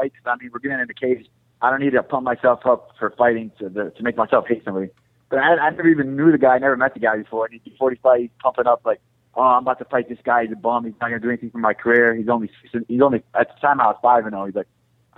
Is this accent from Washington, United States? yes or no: no; Chicago, Illinois, United States; I'm from Chicago